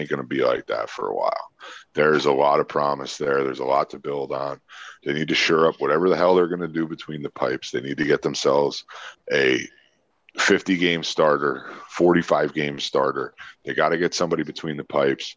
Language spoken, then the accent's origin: English; Saskatchewan, Canada; I'm from Saskatchewan